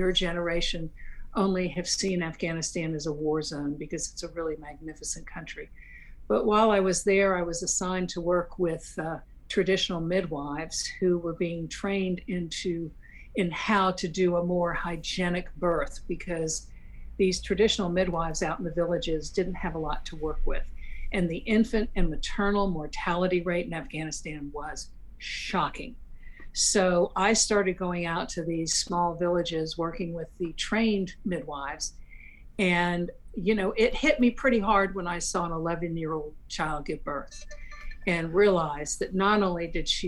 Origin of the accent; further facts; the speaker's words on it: Charleston, South Carolina, United States; I was raised in Charleston